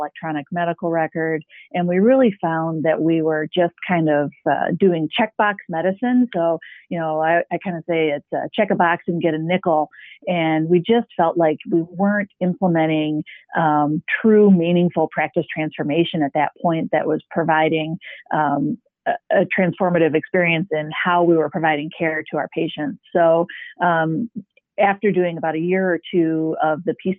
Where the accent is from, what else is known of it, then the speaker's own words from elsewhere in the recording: Midland, Michigan, United States; We are a independent private practice in my hometown of Midland